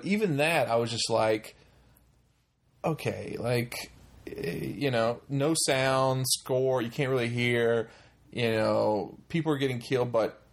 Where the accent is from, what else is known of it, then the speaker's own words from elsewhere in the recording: North Carolina, United States; my home state in its full glory, because that's where they film this movie